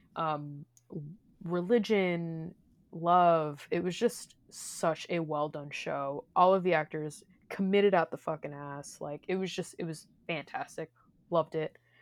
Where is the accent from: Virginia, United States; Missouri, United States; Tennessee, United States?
Missouri, United States; I come from Missouri